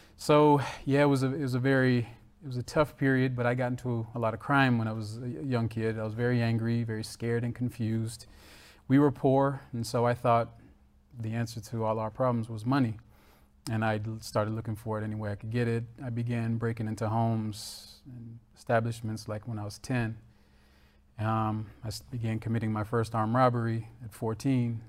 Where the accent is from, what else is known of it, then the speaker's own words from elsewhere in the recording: Florida, United States; I was born in Florida